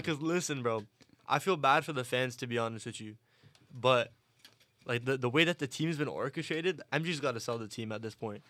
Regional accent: Toronto, Ontario, Canada; I'm from Toronto

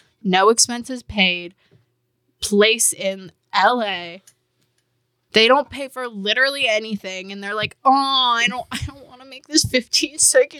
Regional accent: Canada

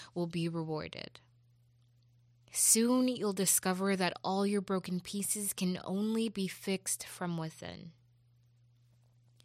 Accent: Jamaica; moved away; As a Jamaican

